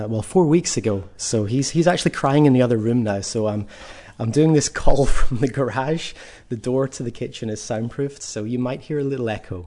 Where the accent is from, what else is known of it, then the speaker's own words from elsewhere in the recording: Scotland, United Kingdom; moved away; But yep, I'm from Ayrshire in Scotland. I've been living out here for 6.5 years.